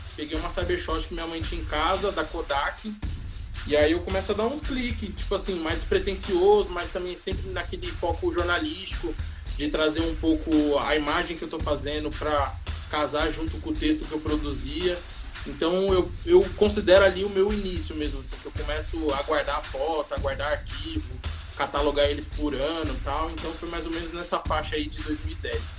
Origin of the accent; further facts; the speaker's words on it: São Paulo, Brazil; por ter nascido na quebrada do Monte Azul